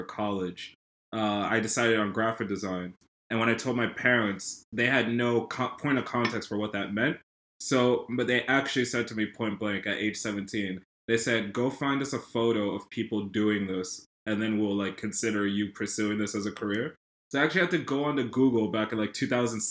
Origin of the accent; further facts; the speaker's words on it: Rockland County, New York, United States; also born or lived in London, United Kingdom; how I grew up in Rockland